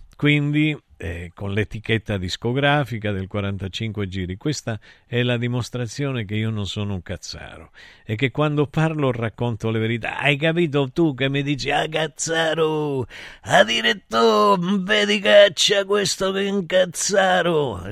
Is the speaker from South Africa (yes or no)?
no; Argentina; Io sono argentino